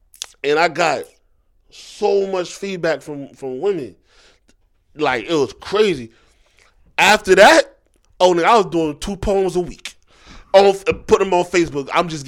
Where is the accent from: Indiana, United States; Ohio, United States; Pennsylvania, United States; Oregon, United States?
Pennsylvania, United States; Philadelphia; also born or lived in Southern United States; I'm from Philly, but I was raised going back and forth. And you know, I went to school down here, so, you know, I got some Southern in me.